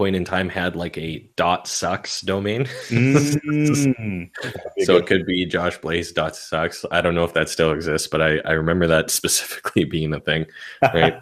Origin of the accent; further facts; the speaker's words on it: Canada; I'm Canadian